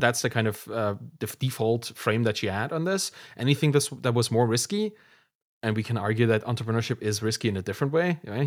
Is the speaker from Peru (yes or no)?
no; Germany; we came from East Germany, doesn't exist anymore, then had to be in Germany